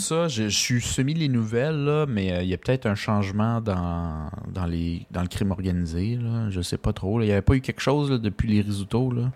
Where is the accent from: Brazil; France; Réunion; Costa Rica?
Costa Rica; moved away; je viens du Costa Rica